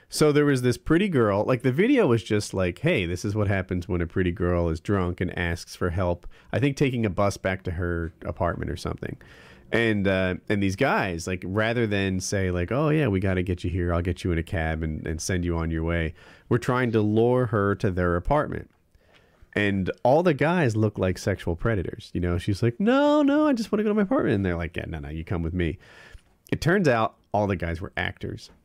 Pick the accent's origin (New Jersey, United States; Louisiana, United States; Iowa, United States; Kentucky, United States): New Jersey, United States; moved away; I grew up in Jersey